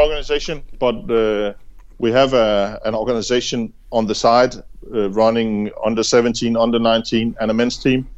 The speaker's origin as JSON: {"language": "English", "country": "Denmark", "said": "I'm from Jutland"}